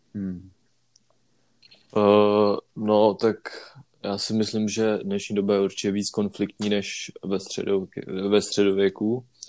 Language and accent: Czech; Prague, Czechia; jelikož jsme všichni z Prahy